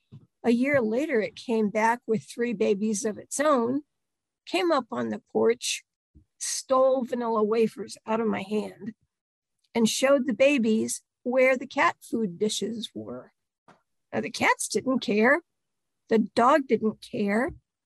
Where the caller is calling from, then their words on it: Delaware, United States; also born or lived in North Carolina, United States; I am in central Delaware, and I live right in the middle of poultry country right now, although I didn't always. I spent the better part of my 40s in North Carolina